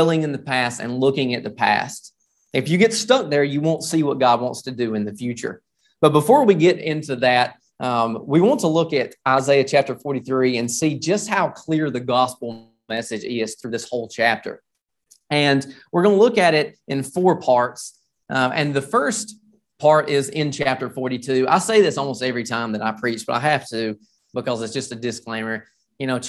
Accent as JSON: {"language": "English", "country": "United States", "said": "being an American"}